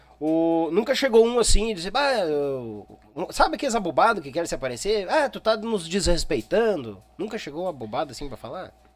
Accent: São Leopoldo, Rio Grande do Sul, Brazil; Eu sou natural de São Leopoldo, nasci em São Leopoldo.

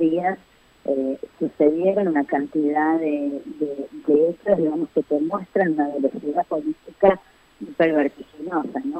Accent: Argentina; somos, los argentinos

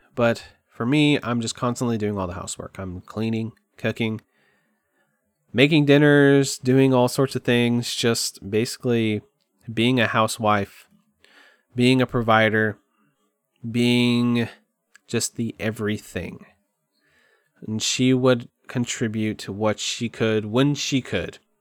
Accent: Kerrville, Texas, United States; moved away as an adult; I moved back to Kerrville, my hometown. Literally the town I've probably been in the most in my entire life. I went to middle school there, high school there

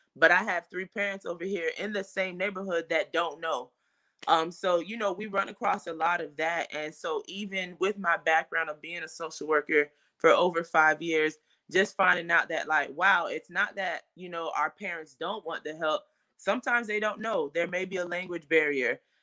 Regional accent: Fort Lauderdale, Florida, United States; I am from Fort Lauderdale, Florida, born and raised.

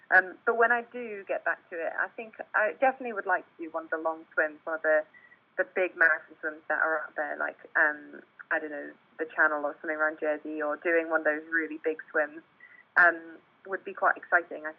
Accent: South Africa; now in United Kingdom; I was born and brought up in South Africa.

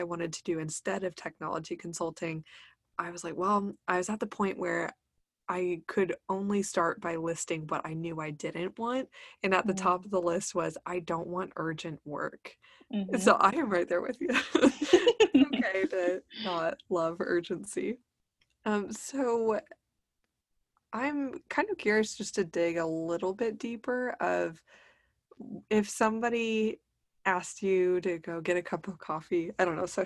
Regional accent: Texas, United States; we're Texan through and through

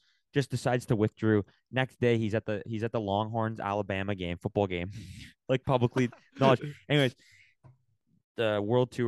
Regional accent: Canada; I am Canadian

